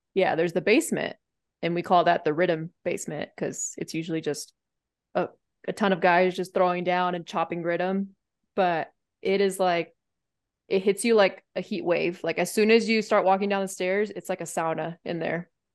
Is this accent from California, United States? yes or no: yes; San Diego, California, United States; moved away as an adult; I grew up in San Diego